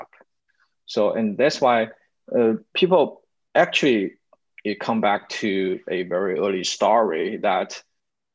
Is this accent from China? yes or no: yes; China; We are Chinese, we are from China